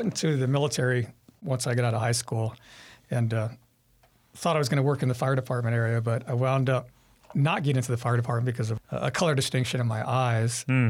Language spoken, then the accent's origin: English; Sun Valley, California, United States; Yeah, Sun Valley, so like LA area, yeah.